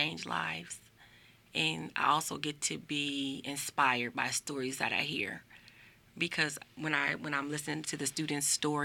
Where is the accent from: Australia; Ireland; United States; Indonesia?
United States; Las Vegas, Nevada; I'm born and raised right here, Las Vegas, Nevada